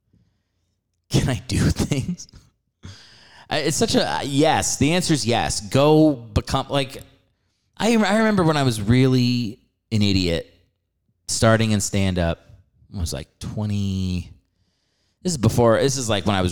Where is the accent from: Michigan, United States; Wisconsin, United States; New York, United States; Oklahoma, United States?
New York, United States; moved away as an adult; now in Los Angeles, United States; I'm from New York, and I used to perform at Broadway Comedy Club there in the city